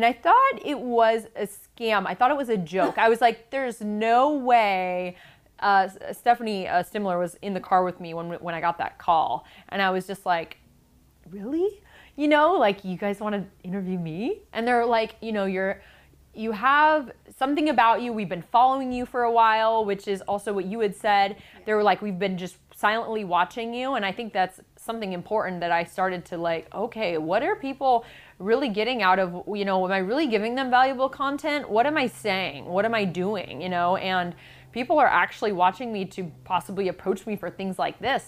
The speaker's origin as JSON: {"language": "English", "town": "Seattle", "region": "Washington", "country": "United States", "moved": "as an adult", "lives_now": "Palo Alto, United States", "said": "I'm from Seattle, and now I live here in Palo Alto, California"}